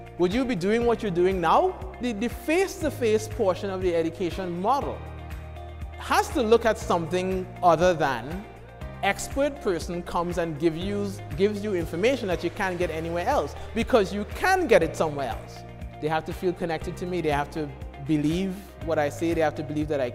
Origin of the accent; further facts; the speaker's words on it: Trinidad & Tobago; moved away as an adult; now in United States; I was born in the Caribbean, I was born in Trinidad and Tobago, to be specific. But I've lived here now for 20 years, most of it for school